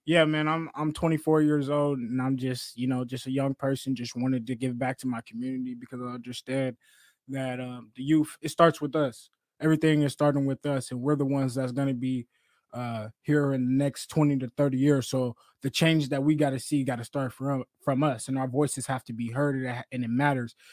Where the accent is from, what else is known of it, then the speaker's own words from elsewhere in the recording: Seattle, Washington, United States; I'm from Seattle, Seattle, Washington, born and raised in the South End